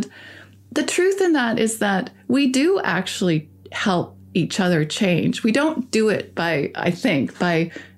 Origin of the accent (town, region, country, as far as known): Canada